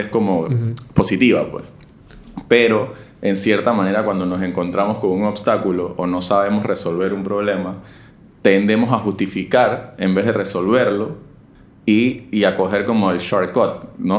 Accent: Panama; como ciudadano y como panameño

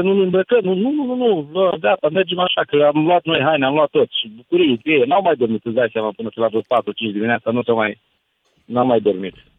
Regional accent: Italy; Romanian is a second language; now in Lugoj, Romania; sunt italian eu și locuiesc în Lugoș

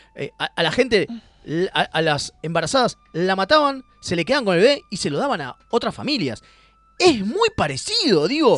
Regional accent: Argentina; nosotros como argentinos

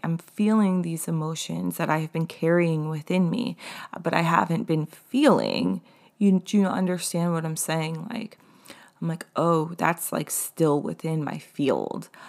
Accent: East Hampton area, Long Island, New York, United States; moved away; I had this restaurant job in East Hampton. And so, like, and, like, I felt like an outsider in my hometown 'cause I hadn't been there in so long

